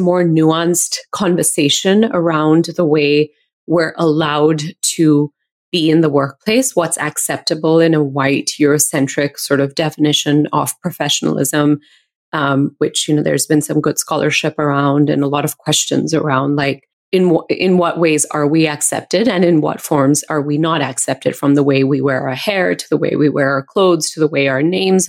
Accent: India; now in United States; being an Indian woman

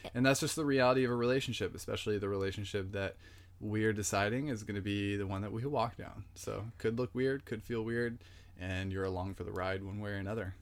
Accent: San Jose, California, United States; born and raised in San Jose, California, the Bay Area

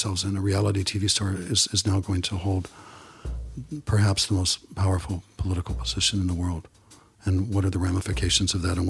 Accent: New York, United States; try being a New Yorker. We've had to live with Donald Trump for decades, and everyone in New York kind of knows what he's made of.

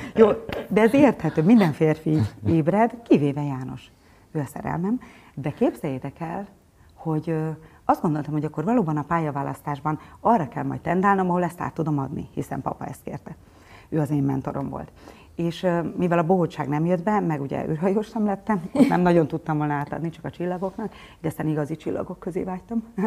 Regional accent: Gyula, Békés, Hungary; also born or lived in Budapest; Gyulán születtem

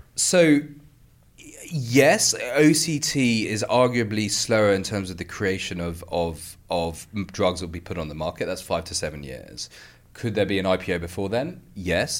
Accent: United Kingdom; as a Brit

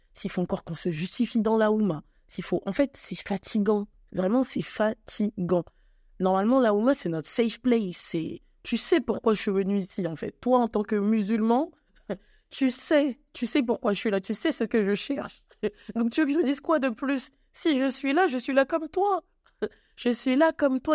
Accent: France; also born or lived in Cameroon (ancestry) / Congo (ancestry); je suis née en France, je suis d'origine camerounaise et congolaise.

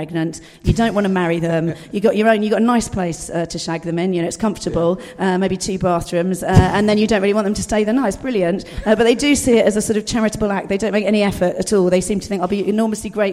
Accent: Dorset, South West England, United Kingdom; I was brought up in Dorset, rural Dorset

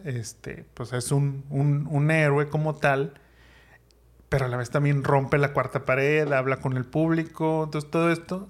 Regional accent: Monterrey, Nuevo León, Mexico; los que somos de Monterrey o hemos vivido en Monterrey en Nuevo León

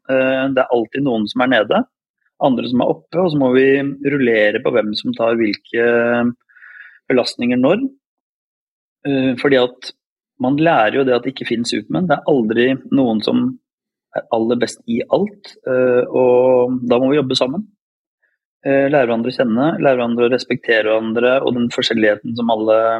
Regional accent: Råde, Viken, Norway; also born or lived in Bodø, Norway; jeg har vokst opp i Råde i Østfold, selv om jeg ble født i Bodø.

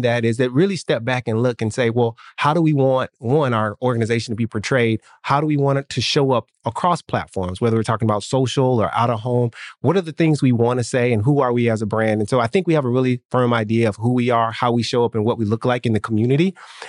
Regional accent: Nashville, Tennessee, United States; now in Miami, United States; I grew up in Nashville

